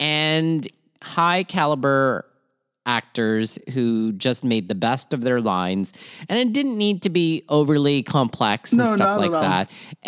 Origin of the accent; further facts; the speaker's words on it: Toronto, Ontario, Canada; also born or lived in Manila, Philippines; born in Manila, Philippines, raised in Toronto, Canada, and schooled all over southwestern Ontario.